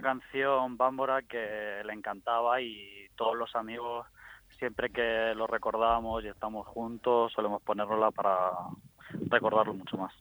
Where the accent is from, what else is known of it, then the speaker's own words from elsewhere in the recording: Guadalupe, Region of Murcia, Spain; estaba en la universidad, aquí en mi pueblo, en Guadalupe